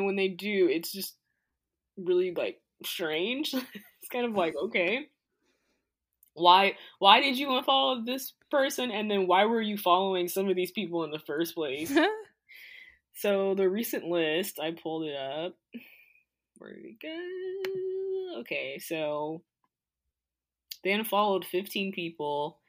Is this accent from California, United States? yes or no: no; Florida, United States; moved away; I'm from Florida.